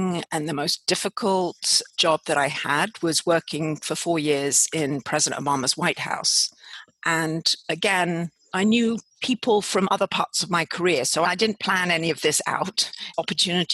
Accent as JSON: {"language": "English", "country": "United Kingdom", "also_born_or_lived": "Washington, D.C., United States", "accent": "British", "said": "I obviously have a British accent"}